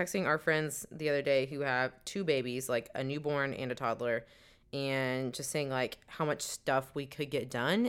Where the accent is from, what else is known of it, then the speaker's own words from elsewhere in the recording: Dallas, Texas, United States; We are a couple from Dallas, Texas, who loves all things Disney.